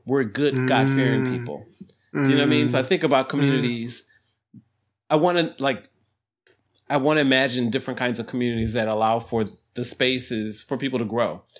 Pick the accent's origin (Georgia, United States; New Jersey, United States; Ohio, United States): Ohio, United States; I came from Ohio and we lived in a community.